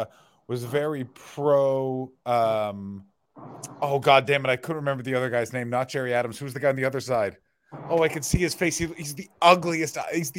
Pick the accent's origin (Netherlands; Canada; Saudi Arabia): Canada; As a Canadian person with mostly Scottish blood